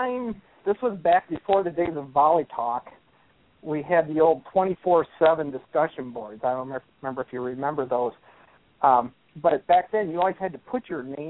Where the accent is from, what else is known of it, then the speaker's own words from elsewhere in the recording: Iowa, United States; I grew up in Iowa in the mid-80s, and our high school never even had volleyball as a sport